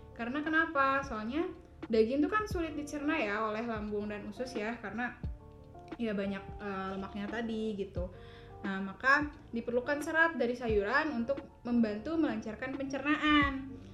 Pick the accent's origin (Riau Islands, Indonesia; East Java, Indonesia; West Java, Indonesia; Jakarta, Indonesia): West Java, Indonesia; Garut; now in Tasikmalaya, Indonesia; aku emang asal Garut